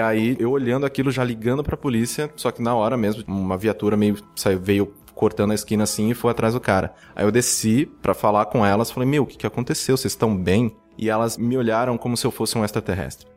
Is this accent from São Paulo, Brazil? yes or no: yes; interior of São Paulo, Brazil; now in São Paulo, Brazil; eu sou do interior, né? Sou do interior de São Paulo e tal. E quando eu vim para São Paulo, há quase 10 anos atrás